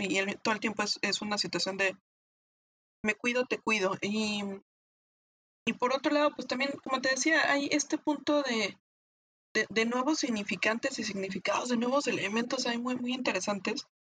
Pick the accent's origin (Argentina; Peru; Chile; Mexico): Mexico